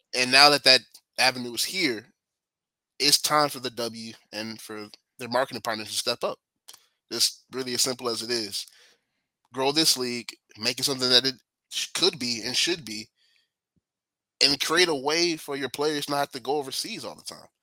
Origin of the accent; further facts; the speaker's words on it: Chicago, Illinois, United States; now in Dallas, United States; I am born and raised in Chicago